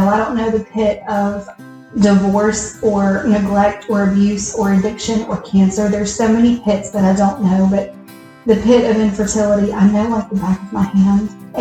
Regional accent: Picayune, Mississippi, United States; now in Brandon, United States; I grew up in Picayune, Mississippi, with two loving parents

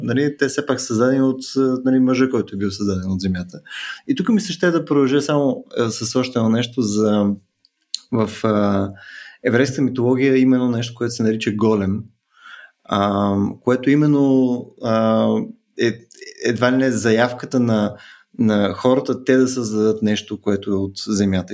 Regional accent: Bulgaria; ние сме българи

